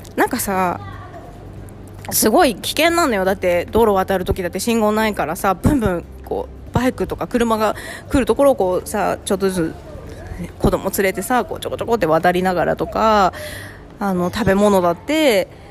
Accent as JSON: {"language": "Japanese", "area": "Tokachi", "region": "Hokkaido", "country": "Japan", "tie": "born or raised there", "also_born_or_lived": "Sapporo", "moved": "as an adult", "said": "田舎のきれいなところで育ってたし十勝で育ってるし札幌、ね、その後札幌に住んで"}